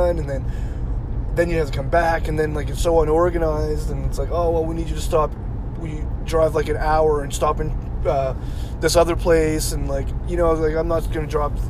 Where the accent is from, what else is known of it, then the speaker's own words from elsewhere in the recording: Yarmouth, Nova Scotia, Canada; It's Yarmouth. it's Yarmouth. I grew up in Yarmouth